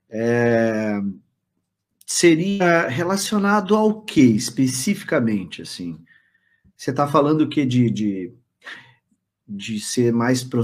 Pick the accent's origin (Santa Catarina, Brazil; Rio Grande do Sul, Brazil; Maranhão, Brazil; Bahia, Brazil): Rio Grande do Sul, Brazil; Alvorada; also born or lived in Canoas; eu me criei em Alvorada. Até os meus 15 é. anos, por, é, até os 14, eu estava com a minha mãe em Alvorada.